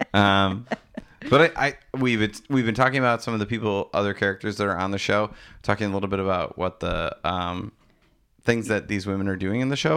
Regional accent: DeForest, Wisconsin, United States; I grew up in DeForest

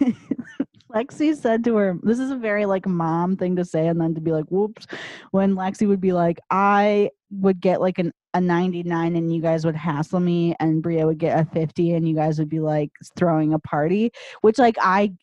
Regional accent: Chicago, Illinois, United States; moved away; growing up in the Chicago area

